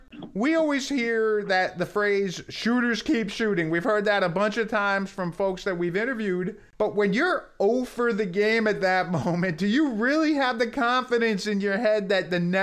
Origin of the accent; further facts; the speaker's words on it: New Jersey, United States; I used to go to a ton of Nets games when I was a kid growing up in New Jersey